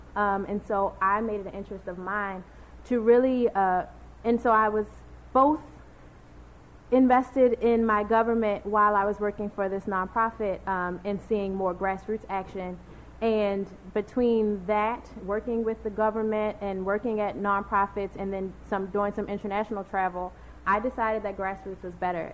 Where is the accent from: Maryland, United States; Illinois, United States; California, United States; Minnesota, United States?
Maryland, United States; Baltimore; I'm from Baltimore born and raised, bred in all the best schools